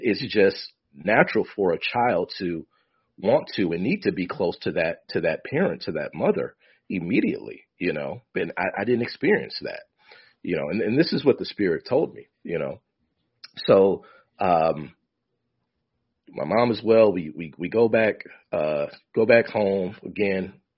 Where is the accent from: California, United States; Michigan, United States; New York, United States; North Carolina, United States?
Michigan, United States; also born or lived in Ohio; I grew up in Michigan, by the way. Parents moved from Ohio to Michigan. I was born in Ohio.